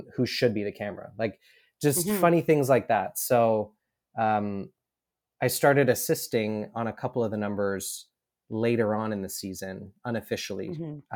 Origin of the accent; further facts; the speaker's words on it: Edmonton, Alberta, Canada; I grew up in Edmonton, Alberta, um, which is prairies, think Midwest America.